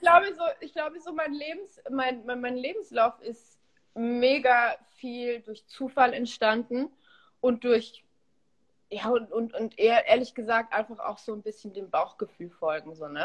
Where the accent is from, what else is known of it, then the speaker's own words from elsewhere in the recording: Munich, Bavaria, Germany; moved away as an adult; also born or lived in Olsztyn, Poland / Tegernsee / Berlin; now in Los Angeles, United States; dann bin ich in Bayern aufgewachsen, zur Schule gegangen